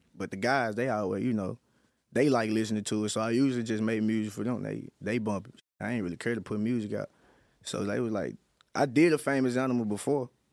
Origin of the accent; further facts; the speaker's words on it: West Memphis, Arkansas, United States; I'm in West Memphis, Arkansas. I'm not from Memphis